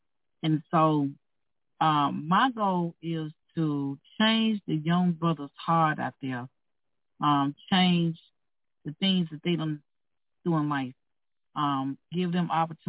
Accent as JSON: {"language": "English", "region": "Mississippi", "country": "United States", "moved": "yes", "lives_now": "Minnesota, United States", "said": "I come from a racist background. I'm from Mississippi."}